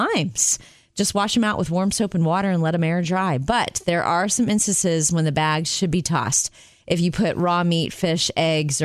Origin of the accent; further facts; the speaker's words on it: Jupiter, Florida, United States; moved away; I was raised in Jupiter, Florida, on the east coast of Florida, right near West Palm Beach.